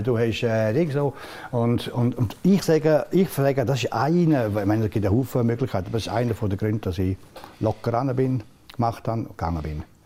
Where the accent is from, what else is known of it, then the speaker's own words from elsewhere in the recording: Engadine, Graubünden, Switzerland; ich bin kein Bündner, das bin ein Engadin